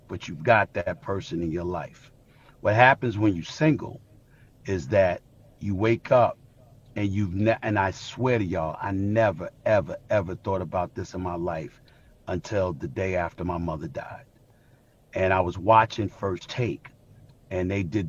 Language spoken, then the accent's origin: English; New York City, New York, United States; I grew up in Hollis, Queens